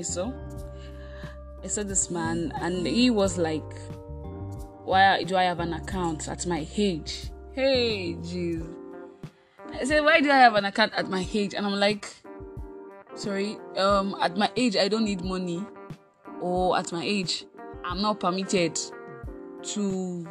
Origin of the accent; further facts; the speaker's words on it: Osun, Nigeria; also born or lived in Kogi State (ancestral origin); I was birthed in Nigeria, actually. In Osun State, to be precise, although I'm originally from Kogi State